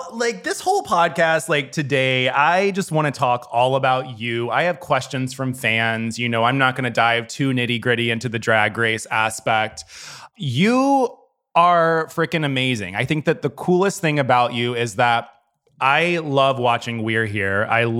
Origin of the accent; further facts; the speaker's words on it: Tennessee, United States; I grew up in Tennessee